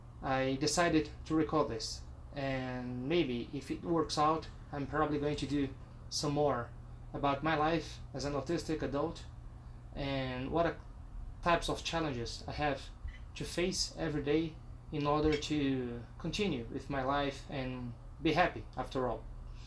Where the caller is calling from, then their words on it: Brazil; English is a second language; I am recording from Brazil.